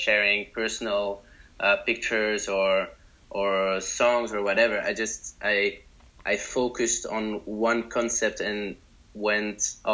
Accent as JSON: {"language": "English", "country": "Belgium", "said": "I'm from Belgium"}